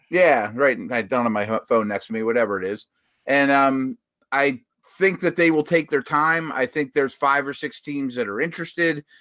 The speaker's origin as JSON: {"language": "English", "town": "Pittsburgh", "region": "Pennsylvania", "country": "United States", "tie": "born or raised there", "said": "my hometown"}